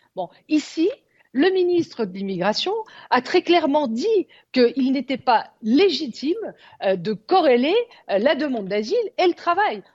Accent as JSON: {"language": "French", "country": "France", "said": "Chez nous, en France"}